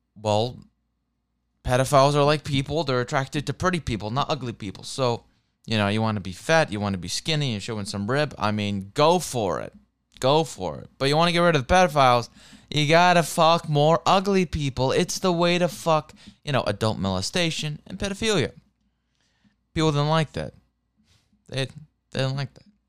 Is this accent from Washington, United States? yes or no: yes; Seattle, Washington, United States; also born or lived in Santa Monica; I'm American, I'm from Seattle